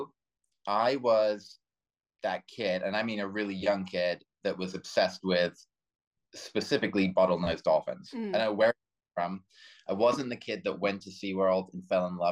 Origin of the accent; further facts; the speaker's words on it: United Kingdom; moved away as an adult; now in Florida Keys, United States; I am British bred and currently living in the Florida Keys